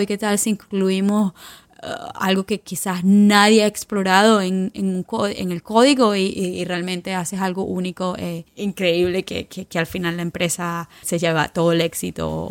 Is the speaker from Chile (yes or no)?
no; Venezuela; also born or lived in Turin, Italy / Milan, Italy / London, United Kingdom; now in San Francisco, United States; yo soy orgullosamente venezolana, venezolana